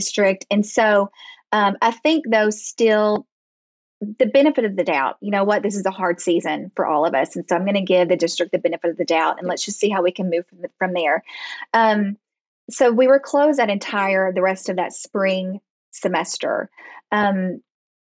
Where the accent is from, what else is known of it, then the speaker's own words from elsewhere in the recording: Arkansas, United States; also born or lived in Dallas, Texas / Fayetteville, Arkansas; We are from Arkansas. I was born and raised here